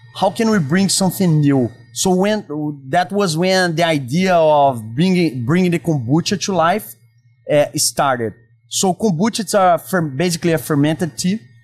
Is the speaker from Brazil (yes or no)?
yes; Brazil; accent: Brazilian; English is a second language; moved away; also born or lived in San Diego; As you can listen by my accent, I'm from Brazil. Okay. Yeah. I was born and raised inside of restaurants